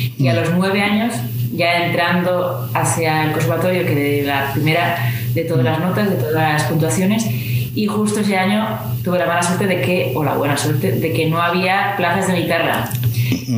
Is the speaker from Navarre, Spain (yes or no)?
yes; Pamplona, Navarre, Spain; estoy en mi ciudad natal, en Pamplona